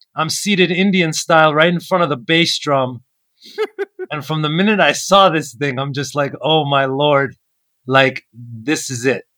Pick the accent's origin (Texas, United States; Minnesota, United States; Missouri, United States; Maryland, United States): Maryland, United States; also born or lived in Brooklyn, New York; I was born uh, on the East Coast in Maryland, born and raised in America.